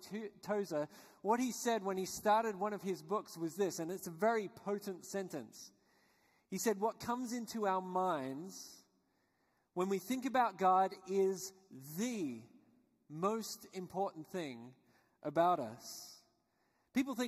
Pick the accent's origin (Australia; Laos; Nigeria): Australia; I was born and raised in Australia, which you guessed probably by my accent